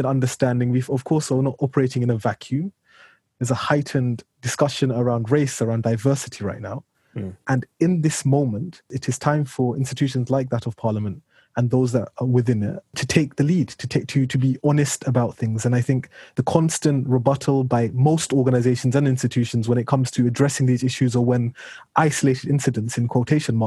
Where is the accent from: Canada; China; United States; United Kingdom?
United Kingdom; I'm a British citizen. I was born, brought up here.